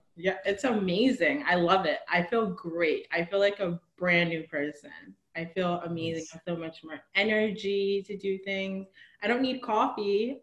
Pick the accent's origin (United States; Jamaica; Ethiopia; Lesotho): United States; New Jersey; moved away as an adult; now in Marina del Rey, United States; I am from New Jersey. I grew up in New Jersey.